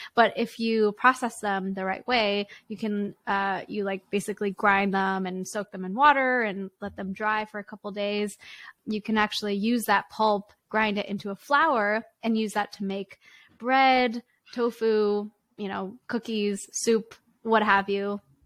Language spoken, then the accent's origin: English; Richmond, British Columbia, Canada; in Richmond, British Columbia